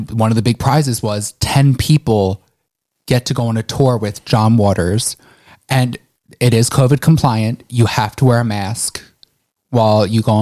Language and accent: English; Philadelphia, Pennsylvania, United States; I'm from, I'm from Philly.